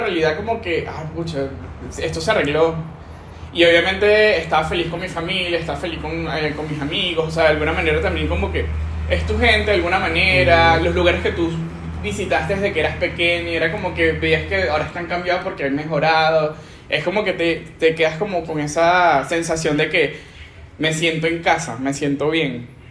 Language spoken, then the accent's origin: Spanish; Venezuela; now in Peru; yo me voy a regresar a mi país y voy a conseguir trabajo de una vez. O sea, yo me sentía turista en mi país